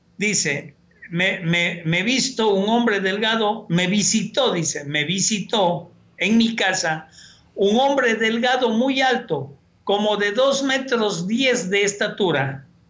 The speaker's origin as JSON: {"language": "Spanish", "town": "Cuenca", "region": "Azuay", "country": "Ecuador", "tie": "born or raised there", "moved": "yes", "said": "Yo nací y crecí en una ciudad, en Cuenca, tomando agua del tubo"}